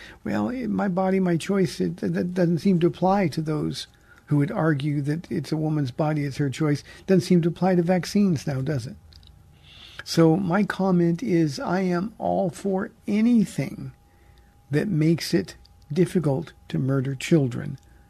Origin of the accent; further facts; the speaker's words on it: California, United States; So I'm from California. I'm not going back.